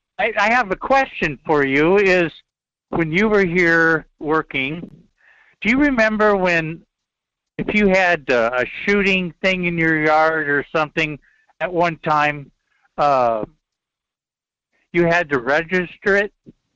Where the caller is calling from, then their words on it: Fairbanks, Alaska, United States; from Fairbanks.